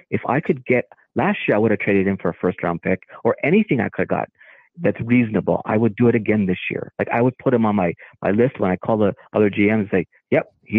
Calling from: Connecticut, United States; I'm calling from Connecticut.

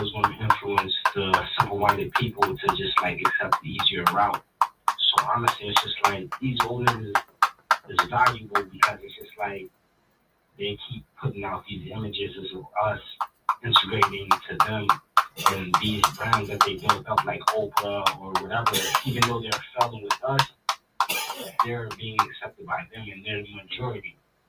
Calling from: Pleasantville, New Jersey, United States; I'm …, and I come from Pleasantville, Atlantic City, New Jersey.

